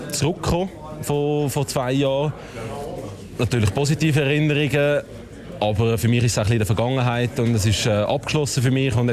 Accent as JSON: {"language": "German", "region": "Zurich", "country": "Switzerland", "said": "als Schweizer"}